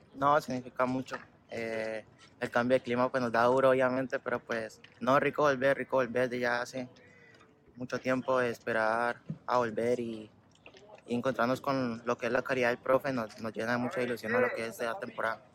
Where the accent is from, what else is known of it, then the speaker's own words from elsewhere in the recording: Cali, Valle del Cauca, Colombia; moved away as an adult; Cali. Tuve la oportunidad ahí donde yo nací, donde yo crecí